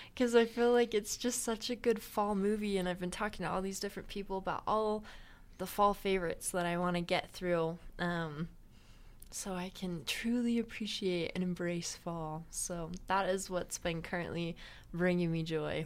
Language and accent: English; Las Vegas, Nevada, United States; now in Utah, United States; I grew up in Las Vegas, so I'm not used to cold weather, but here in Utah, it gets significantly colder